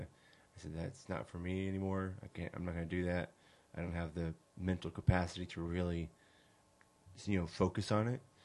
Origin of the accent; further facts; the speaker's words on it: California, United States; moved away as an adult; also born or lived in Hawaii; now in Arkansas, United States; I was born in California. I grew up in California for the most part